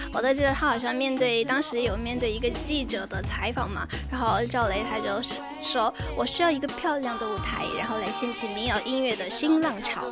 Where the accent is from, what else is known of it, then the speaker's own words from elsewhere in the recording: Sichuan, China; 我坐一个四川人